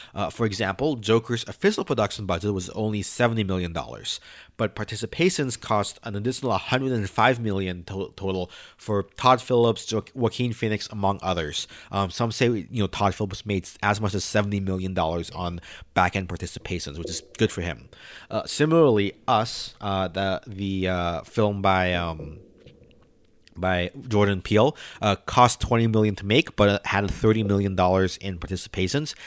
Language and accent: English; Philippines; now in United States; I'm Filipino